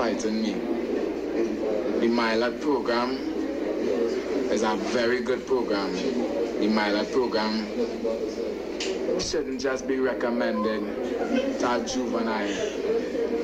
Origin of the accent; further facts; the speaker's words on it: Trinidad & Tobago; I grew up in Bonnet Gardens